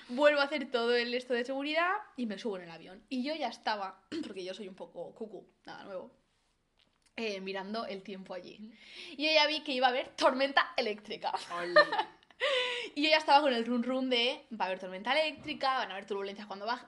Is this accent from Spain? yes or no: yes; Valencia, Valencian Community, Spain; Yo, yo, soy de Valencia